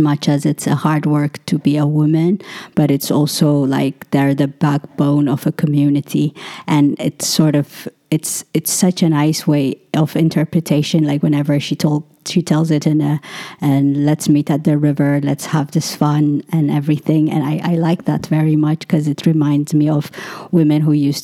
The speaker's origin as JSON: {"language": "English", "country": "Ethiopia", "tie": "born or raised there", "said": "growing up in Ethiopia, there's always a lack of water because we don't have tap water"}